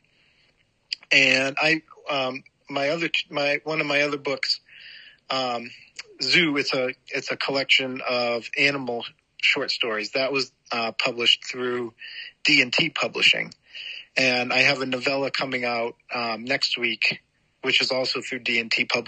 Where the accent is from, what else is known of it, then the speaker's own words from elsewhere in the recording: Massachusetts, United States; moved away as an adult; now in Chicago, United States; I grew up in Massachusetts and then I lived there and my wife got a job out here in Chicago